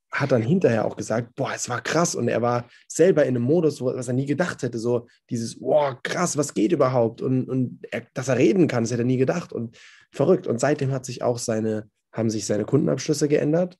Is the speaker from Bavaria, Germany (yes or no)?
no; Odenwald, southern Hesse, Germany; moved away; Ich komme vom, vom Land, aus dem Odenwald in äh, Südhessen, Grenze zu Bayern und Baden-Württemberg.